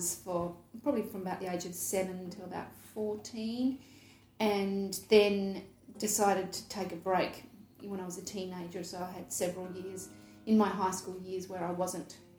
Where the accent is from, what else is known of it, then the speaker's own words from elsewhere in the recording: Adelaide, South Australia, Australia; I grew up in Adelaide